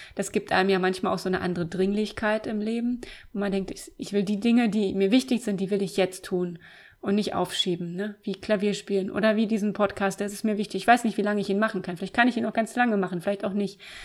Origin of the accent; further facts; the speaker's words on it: Eisenhüttenstadt, Brandenburg, Germany; ich bin 1979 geboren in Eisenhüttenstadt. Das ist ganz im Osten der Republik an der polnischen Grenze. Die erste sozialistische Stadt. Bin also in der DDR aufgewachsen.